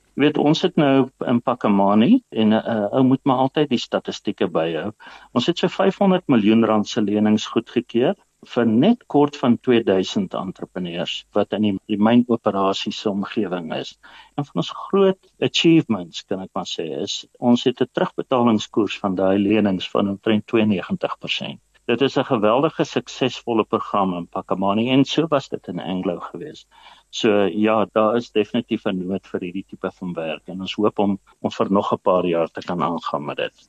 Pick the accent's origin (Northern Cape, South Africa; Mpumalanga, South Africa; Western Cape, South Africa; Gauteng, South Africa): Mpumalanga, South Africa; Eastern Transvaal; Ek is maar uit die ou Oos-Transvaal uit in Mpumalanga.